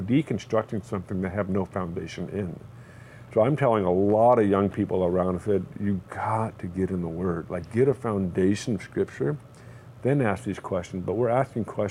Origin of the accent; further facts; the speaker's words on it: California, United States; I lived in California pretty much my entire life, I'm an American